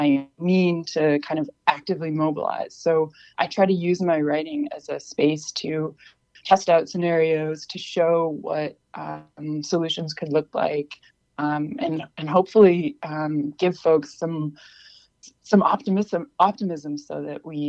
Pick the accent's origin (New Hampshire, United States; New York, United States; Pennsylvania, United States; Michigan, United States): New Hampshire, United States; Peterborough; also born or lived in Keene, New Hampshire; now in Oberlin, United States; I mostly grew up in Peterborough. I was born in Keene